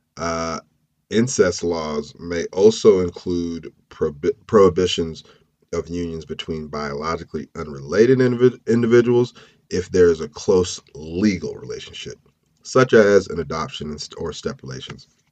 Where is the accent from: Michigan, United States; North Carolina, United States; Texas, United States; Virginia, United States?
North Carolina, United States; Clayton; my hometown of Clayton